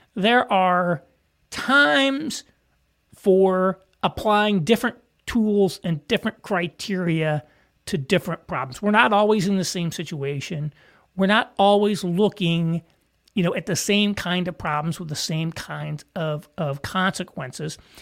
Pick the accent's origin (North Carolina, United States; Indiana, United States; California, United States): Indiana, United States; southern; moved away; small town in southern Indiana, like where I'm from